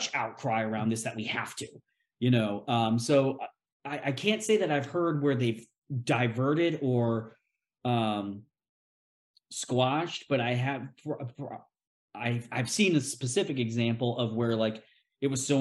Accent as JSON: {"language": "English", "region": "Tennessee", "country": "United States", "tie": "born or raised there", "said": "my home state of Tennessee"}